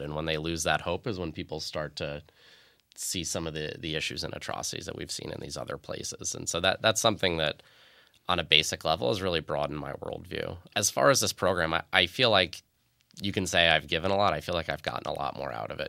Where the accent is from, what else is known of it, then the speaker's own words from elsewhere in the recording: Long Island, New York, United States; moved away; I grew up on Long Island in, in an America where the thought of attacks like this didn't happen